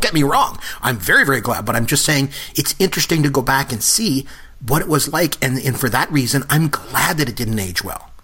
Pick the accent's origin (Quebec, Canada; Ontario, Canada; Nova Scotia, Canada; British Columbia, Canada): Ontario, Canada; Port Elgin; I grew up in a really small town. I grew up in Port Elgin, Ontario